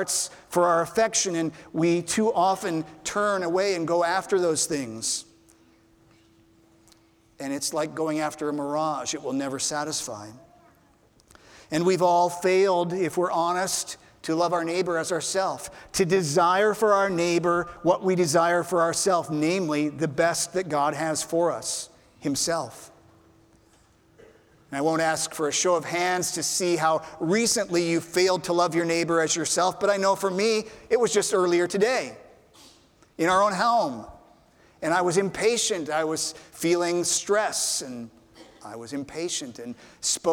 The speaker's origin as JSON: {"language": "English", "town": "Ralston", "region": "Nebraska", "country": "United States", "tie": "born or raised there", "said": "When I was growing up in Nebraska, we lived in a small town outside of Omaha, a small town called Ralston"}